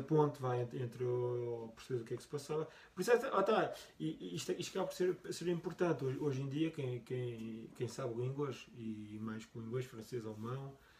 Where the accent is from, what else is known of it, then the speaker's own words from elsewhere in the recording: Portugal; first language Portuguese; moved away; eu nasci em Portugal, a Cátia também